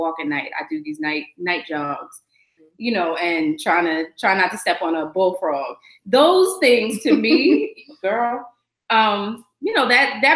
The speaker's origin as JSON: {"language": "English", "region": "New York", "country": "United States", "said": "I'm such a New Yorker"}